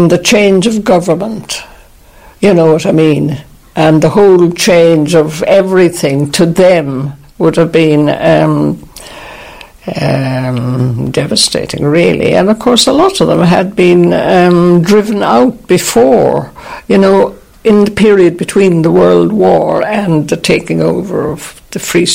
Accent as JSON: {"language": "English", "country": "Ireland", "said": "we always thought of ourselves as Irish"}